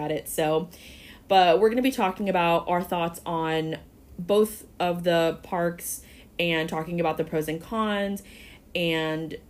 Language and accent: English; Florida, United States; you and I obviously were born and raised in Florida